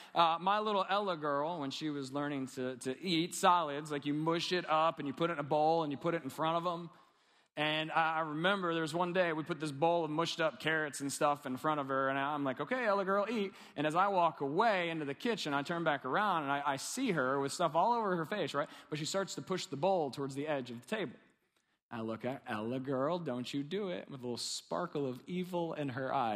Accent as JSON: {"language": "English", "region": "Kentucky", "country": "United States", "said": "I'm from Kentucky."}